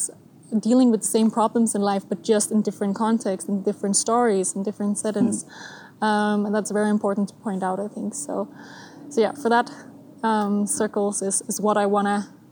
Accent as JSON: {"language": "English", "country": "Denmark", "tie": "born or raised there", "moved": "as an adult", "lives_now": "Switzerland", "said": "I'm from Denmark. Mm-hmm. I was born and raised and all of that there"}